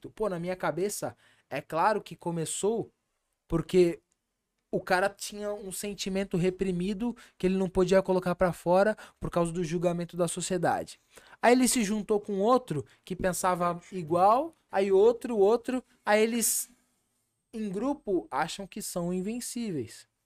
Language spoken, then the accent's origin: Portuguese; Brazil; Eu sou brasileiro. Sim. Eu moro no Brasil